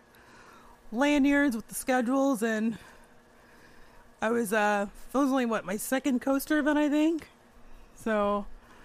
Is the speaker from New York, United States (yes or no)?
no; outside of Phoenix, Arizona, United States; moved away; my hometown outside of Phoenix, Arizona, Superstition Mountain